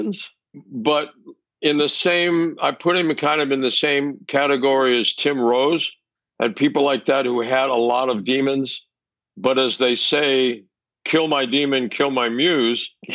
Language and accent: English; Mexico City, Mexico; moved away; I grew up in Mexico City